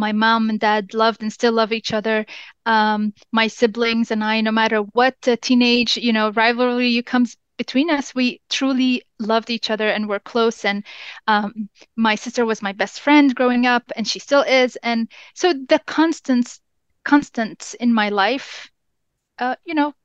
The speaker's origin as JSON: {"language": "English", "country": "Jordan", "tie": "born or raised there", "first_language": "English", "said": "As I grew up in Jordan"}